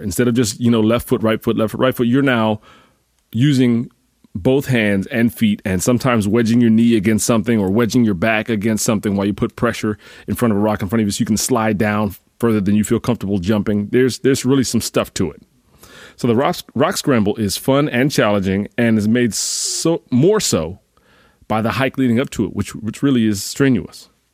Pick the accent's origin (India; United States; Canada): United States; Northeast; I'm from the Northeast